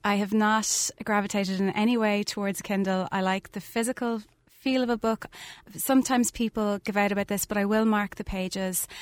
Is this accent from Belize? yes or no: no; Skibbereen, Munster, Ireland; I grew up in Skiverain, lived a mile outside the town